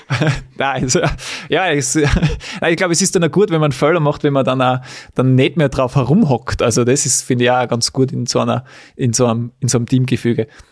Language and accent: German; Weiz, Styria, Austria; in Weiz, in meiner Heimat